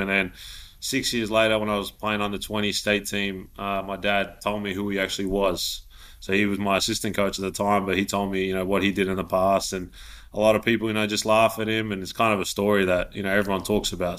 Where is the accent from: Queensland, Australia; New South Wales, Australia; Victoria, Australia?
Victoria, Australia; Melbourne; now in Sydney, Australia; I'm from Melbourne